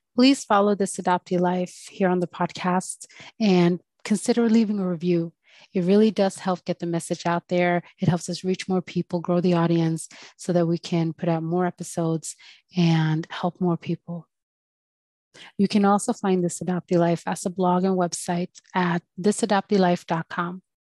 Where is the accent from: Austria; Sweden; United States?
Sweden; also born or lived in Colombia; was born in Colombia and I grew up in Sweden